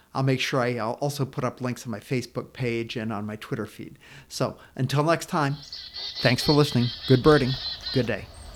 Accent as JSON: {"language": "English", "region": "Maine", "country": "United States", "said": "I'm from Maine"}